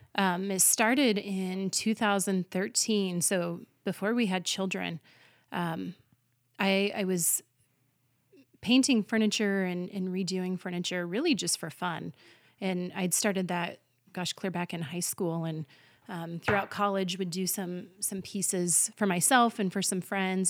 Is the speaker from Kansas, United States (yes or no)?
yes; Colby, Kansas, United States; Colby is my hometown